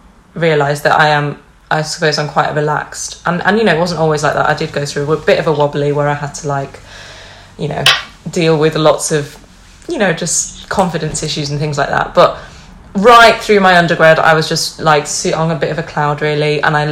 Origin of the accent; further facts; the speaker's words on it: Cleveleys, North West England, United Kingdom; accent: Lancashire; My parents are from Lancashire, so that's where I get my accent from. Although it drifts into a southern vibe when I'm around southerners, but I'm up north now, so I sound like right proper northern lass.